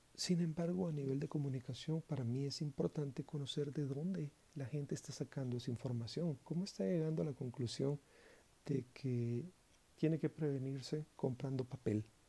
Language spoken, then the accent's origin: Spanish; Guatemala; mi país, Guatemala